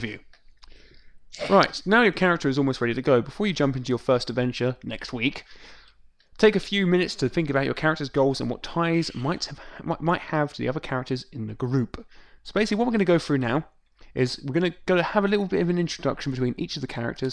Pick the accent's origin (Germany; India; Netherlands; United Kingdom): United Kingdom; England; I'm English.